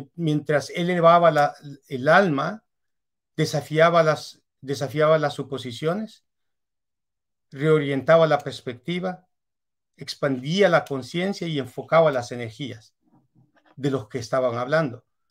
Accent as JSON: {"language": "Spanish", "country": "El Salvador", "also_born_or_lived": "Europe", "moved": "as an adult", "said": "Yo soy salvadoreño"}